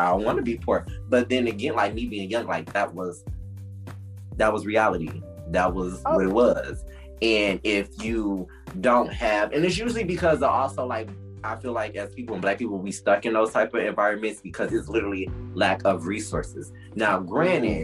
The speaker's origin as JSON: {"language": "English", "town": "Detroit", "region": "Michigan", "country": "United States", "tie": "born or raised there", "said": "growing up in Detroit, West Side Detroit, shout out to all my Detroit folks"}